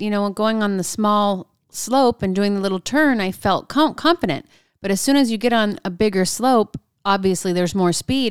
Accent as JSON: {"language": "English", "region": "Southern California", "country": "United States", "moved": "yes", "said": "I'm from Southern California"}